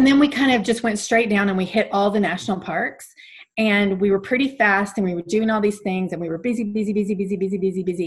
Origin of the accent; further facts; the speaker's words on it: Alabama, United States; moved away as an adult; now in Calgary, Canada; growing up in Alabama, I was from the U.S.